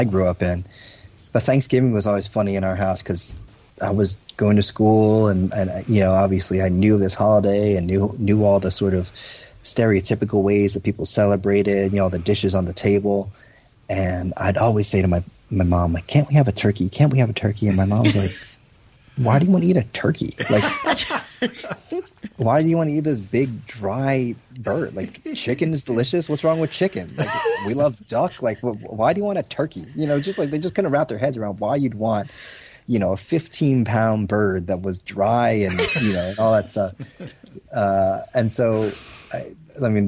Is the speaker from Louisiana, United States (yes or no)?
no; New Jersey, United States; I was born and raised in New Jersey, but my folks came from China, from Hong Kong